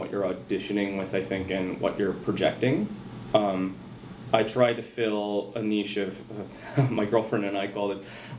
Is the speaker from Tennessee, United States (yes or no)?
no; Rochester, Minnesota, United States; Rochester, Minnesota, right okay.